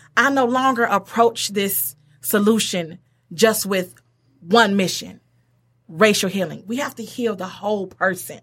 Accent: Detroit, Michigan, United States; moved away as an adult; now in Pontiac, United States; I'm from Detroit, everybody. I'm from Detroit. Uh, went to Mumford High School

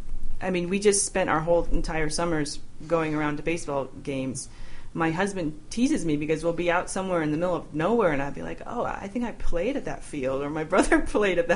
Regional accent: Denver, Colorado, United States; my experiences growing up in Denver.

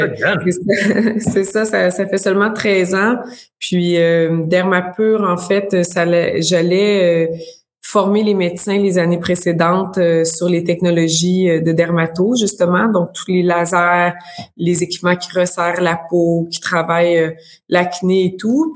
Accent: Abitibi, Quebec, Canada; moved away as an adult; now in Sherbrooke, Canada; je viens de l'Abitibi

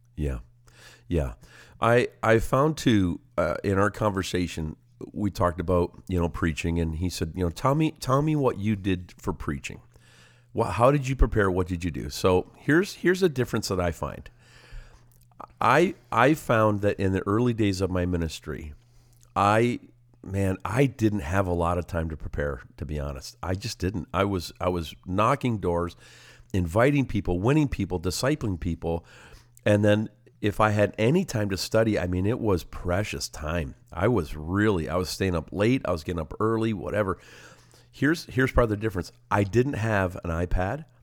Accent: Simcoe, Ontario, Canada; Simcoe, my hometown

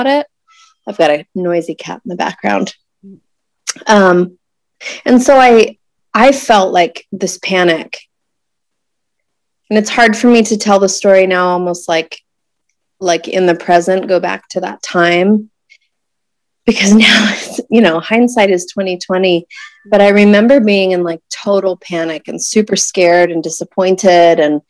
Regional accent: Tucson, Arizona, United States; also born or lived in Houston, Texas; moved from Houston to Tucson, which is my hometown.

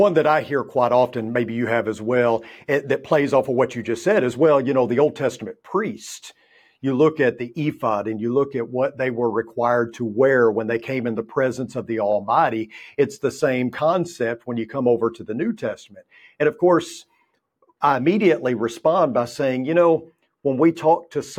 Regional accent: Texas, United States; And, I come from West Texas, where I spent 14 years there. It's 180 degrees in the summertime.

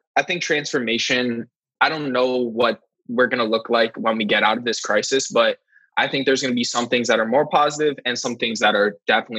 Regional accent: United States; as an American

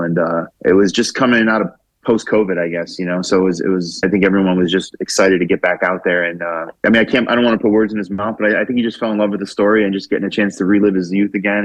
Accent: Orlando, Florida, United States; I'm from Orlando

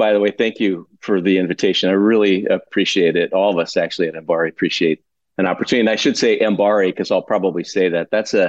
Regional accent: Midwest, United States; But as a kid growing up in the Midwest, I was really fascinated with the outdoors.

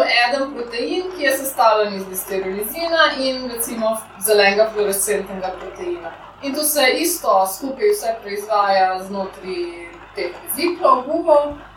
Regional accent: Lower Carniola, Slovenia; jaz sem iz Dolenske

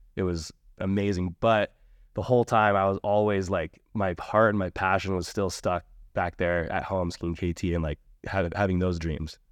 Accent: Alpine Meadows, California, United States; I grew up in Alpine Meadows, uh, just outside of Tahoe City

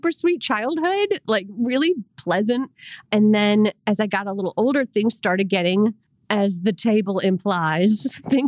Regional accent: Rochester, New York, United States; I'm from Rochester, New York, by the way.

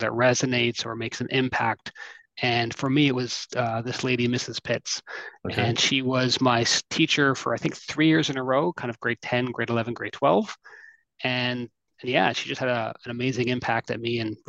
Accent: Mississauga, Ontario, Canada; also born or lived in Hamilton; now in Toronto, Canada; I grew up in Mississauga. So Mississauga being a suburb of Toronto

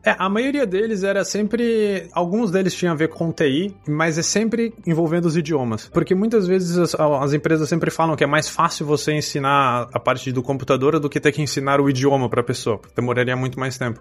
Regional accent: Brazil; moved away as an adult; now in Poland; mesmo sendo brasileiro

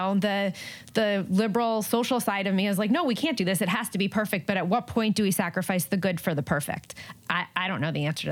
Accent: Jersey Shore, New Jersey, United States; now in Los Angeles, United States; New Jersey is my home state. So I'm a transplant. I'm in LA, but born and raised in Jersey, Jersey Shore

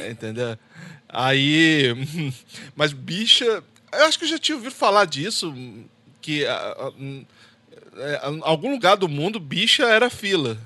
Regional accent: Espírito Santo, Brazil; now in United States; eu sou do Espírito Santo

